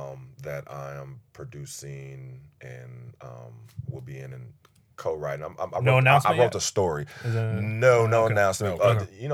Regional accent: Philadelphia, Pennsylvania, United States; I was born in Philly, bro.

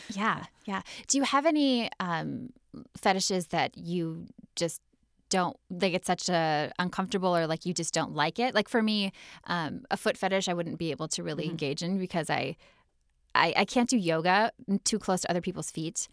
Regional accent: Midwest, United States; I'm from the Midwest

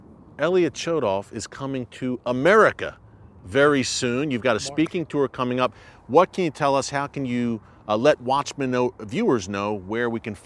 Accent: United States; as an American, from an American perspective

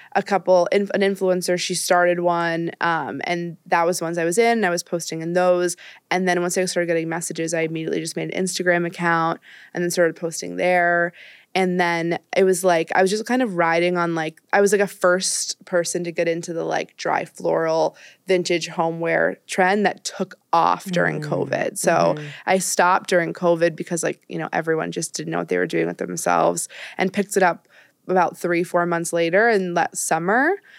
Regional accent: Marblehead, Massachusetts, United States; moved away as an adult; also born or lived in Swampscott, Massachusetts / Ohio; now in New York, United States; I'm from um, outside of Boston, a suburb um, I like grew up in one called Marblehead. I moved to Swampscott, like switched schools in eighth grade

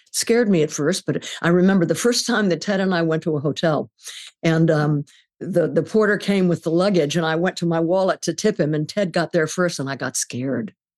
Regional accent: California, United States; I grew up in California in the forties, and there was never any smog

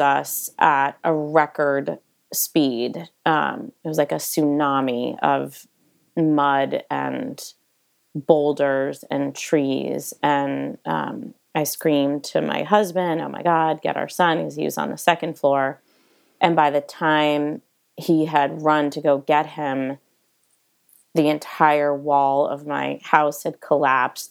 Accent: East Coast, United States; now in Montecito, United States; growing up on the East Coast

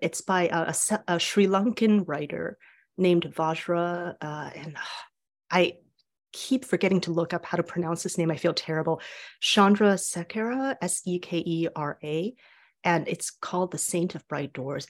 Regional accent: Taiwan; moved away; I was born and raised in Taiwan

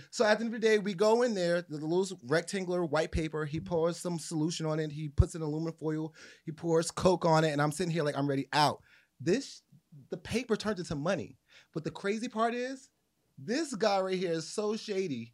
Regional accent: New Jersey, United States; I'm from New Jersey

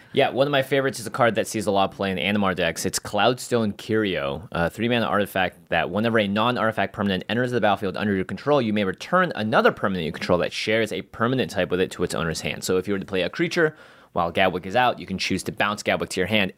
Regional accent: Seattle, Washington, United States; moved away; it is my hometown

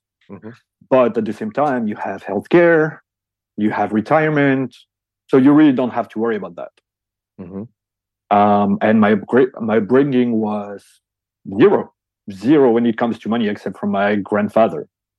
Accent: Belgium; English is a second language; In Belgium.

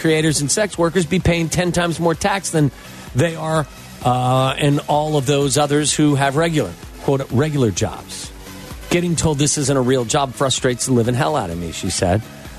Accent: Chicago, Illinois, United States; Hey, I'm from Chicago.

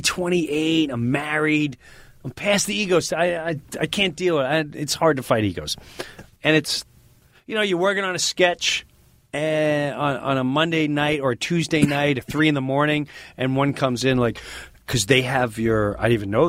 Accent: Long Island, New York, United States; I'm Long Island

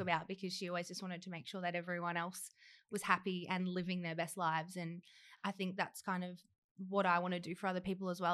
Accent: Horsham, Victoria, Australia; now in Melbourne, Australia; I'm from Horsham, where Danny is from as well, and small country town, and grew up with both mum, dad, a perfect life

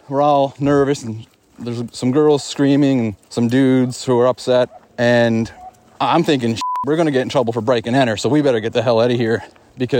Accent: Glace Bay, Nova Scotia, Canada; my hometown of Glace Bay, which is in Nova Scotia

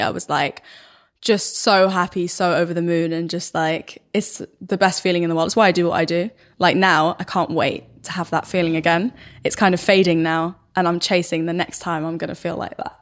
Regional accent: Stockholm, Stockholm County, Sweden; accent: thick Stockholm; my accent, like, my dialect is really, really Stockholm, like, super thick

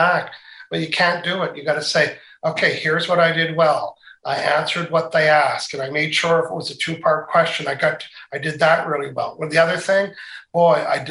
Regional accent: Canada; accent: Canadian, Maritimes; you can tell I have a Canadian accent, right? when I travel anywhere, they say, you're from Canada. And then when I'm from Canada, people say, you're from the Maritimes, aren't you?

